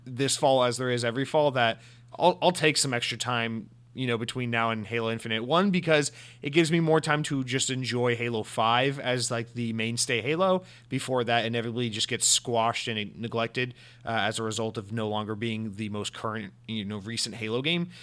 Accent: Atlanta, Georgia, United States; I'm from Atlanta, Georgia, home of Coca-Cola

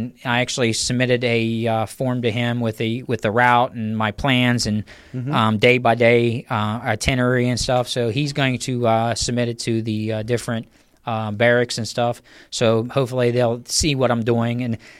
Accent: Uniontown, Pennsylvania, United States; right where I grew up in Uniontown

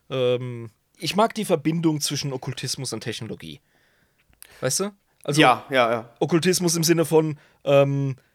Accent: Germany; ich bin ja, Deutscher

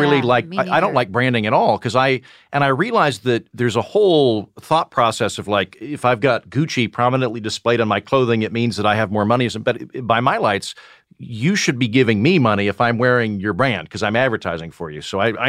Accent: Oklahoma, United States; I'm from Oklahoma.

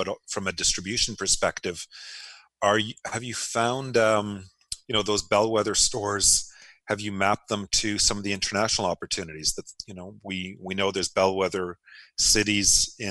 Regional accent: Canada; Being Canadian, with everybody acknowledges it's a big market.

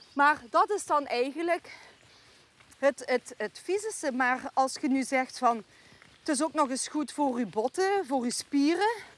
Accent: Poeteren, Flanders, Belgium; moved away as an adult; now in Stevensweert, Netherlands; Ik ben altijd opgegroeid in de Poeteren. Dus hier in dit dorp Doreen, waar wij vandaag wandelen

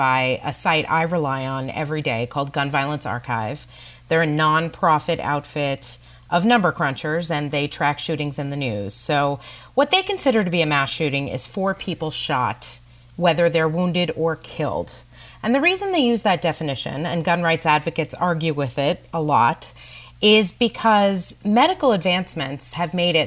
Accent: California, United States; now in New York, United States; I grew up in California

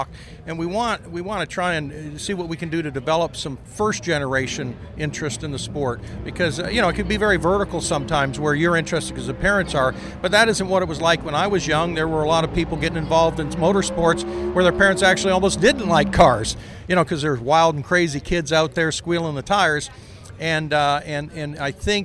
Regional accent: Ontario, Canada; I was born in Ontario, Canada

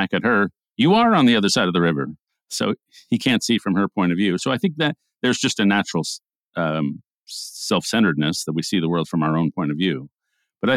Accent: New York, United States; We grew up in New York, Jewish homes, and went into conservative journalism

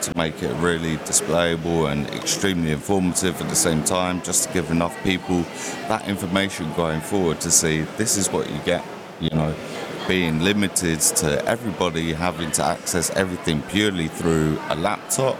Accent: London, United Kingdom; moved away as an adult; now in Mexico; I'm originally from London, actually, and I took myself over to Mexico

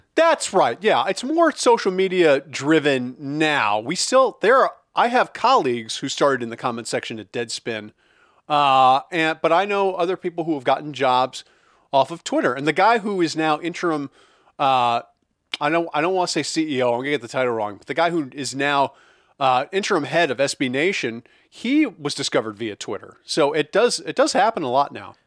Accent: Midwest, United States; I grew up in the Midwest too, so as a Midwestern goy

